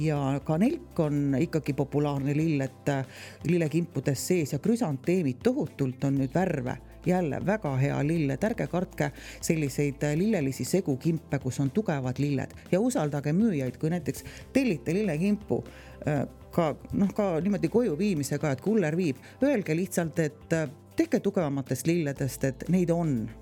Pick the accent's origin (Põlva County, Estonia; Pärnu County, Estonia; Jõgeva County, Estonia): Jõgeva County, Estonia; near Põltsamaa; ise tegelikult olen sealtkandist pärit, täitsa naaberkülast, kust on Netsaja küla poisid